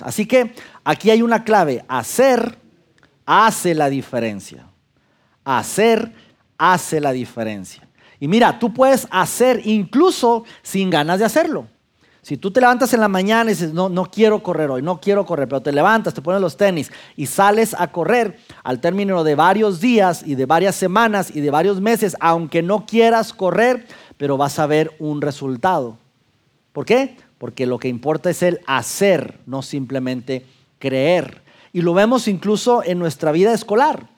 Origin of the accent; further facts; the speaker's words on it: Durango, Mexico; moved away as an adult; also born or lived in Mexico City; now in Saltillo, Mexico; a los 25 años yo salgo de mi ciudad natal Durango a vivir por trabajo a la Ciudad de México